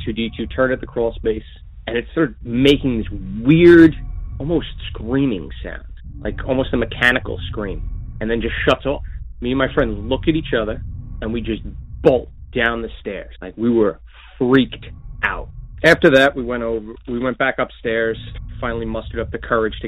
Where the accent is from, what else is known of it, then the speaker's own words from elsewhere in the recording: Long Island, New York, United States; I'm from Long Island, New York